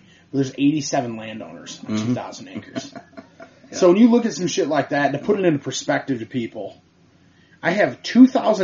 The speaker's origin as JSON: {"language": "English", "region": "Michigan", "country": "United States"}